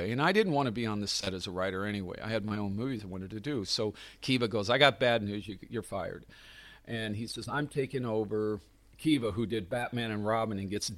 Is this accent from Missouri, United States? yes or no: no; Clearwater, Florida, United States; also born or lived in St. Petersburg, Florida; my hometown in St. Pete, Clearwater, Florida